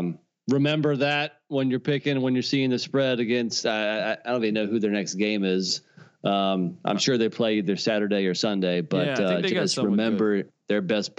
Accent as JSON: {"language": "English", "region": "North Carolina", "country": "United States", "tie": "born or raised there", "said": "it's a shame that my home state of North Carolina is behind Virginia."}